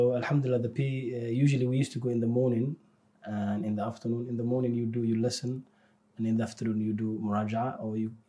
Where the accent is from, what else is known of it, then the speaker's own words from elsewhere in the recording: Somalia; also born or lived in South London; now in London, United Kingdom; Alhamdulillah, I'm from South London now at the moment, but originally from Somalia.